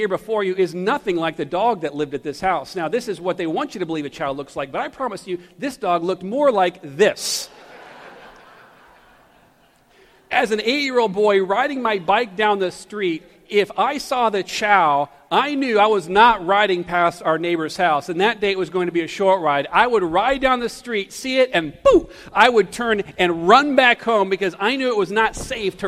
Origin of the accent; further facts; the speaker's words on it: Taylors, South Carolina, United States; also born or lived in Greenville, South Carolina; I was born in Greenville, but grew up in Taylors, in the country right outside of Greenville